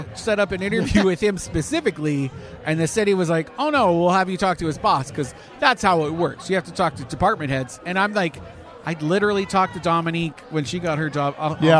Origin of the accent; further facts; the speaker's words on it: Canada; now in Florida, United States; As a Canadian.